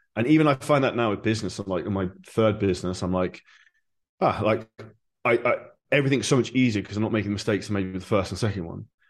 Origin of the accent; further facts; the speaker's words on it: Surrey, South East England, United Kingdom; moved away as an adult; now in Dubai, United Arab Emirates; I'm originally from Surrey, just outside of London